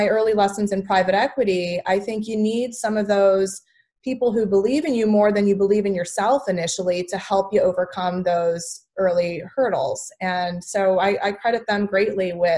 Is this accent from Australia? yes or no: no; St. Charles, Illinois, United States; I grew up in the Midwest. I grew up in a small town with lots of cornfields called St. Charles, Illinois.